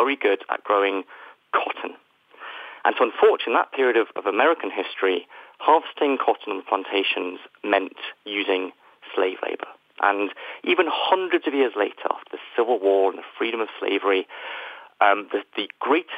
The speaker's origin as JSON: {"language": "English", "country": "United Kingdom", "said": "where, as you can probably tell from my accent, I am from"}